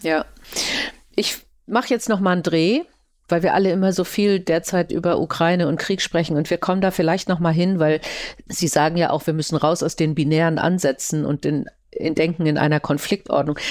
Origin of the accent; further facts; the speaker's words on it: Germany; bei uns die vielen Städte oder ein kleines Bonn am Anfang